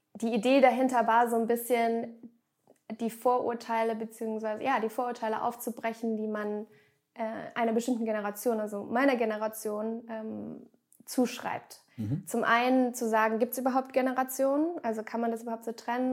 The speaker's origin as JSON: {"language": "German", "town": "Grenzach-Wyhlen", "region": "Baden-Württemberg", "country": "Germany", "tie": "born or raised there", "moved": "yes", "said": "ich bin in einem der privilegiertesten, wahrscheinlich der privilegiertesten Gegenden Deutschlands aufgewachsen, in Süddeutschland, ganz an der Grenze zur Schweiz, also schon fast bei mhm. Basel"}